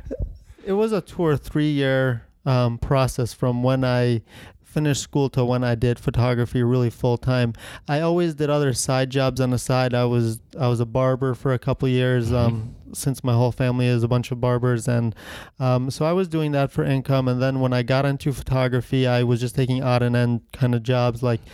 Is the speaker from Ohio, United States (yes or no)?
yes; Ohio, United States; moved away as an adult; now in Connecticut, United States; And I moved from Ohio to Connecticut right about 18 years old to go to business school in Connecticut.